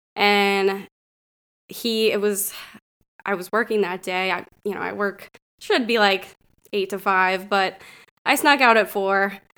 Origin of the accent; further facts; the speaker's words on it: Northwestern Pennsylvania, United States; moved away as an adult; also born or lived in Connecticut / Richmond, Virginia; I grew up here in Northwestern Pennsylvania